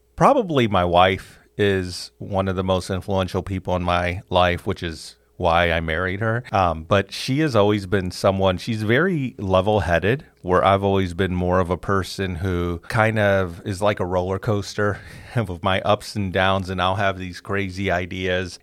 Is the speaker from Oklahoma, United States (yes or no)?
no; Chicago, Illinois, United States; Elementary school, middle school, high school was all Catholic school growing up in Chicago